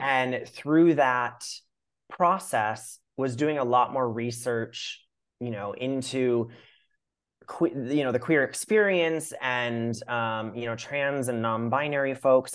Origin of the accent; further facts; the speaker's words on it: Minnesota, United States; I grew up in Minnesota